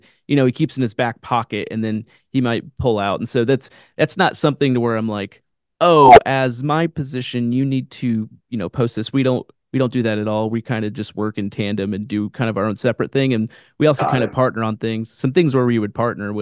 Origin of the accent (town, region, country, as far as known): Kansas City, United States; now in Branson, United States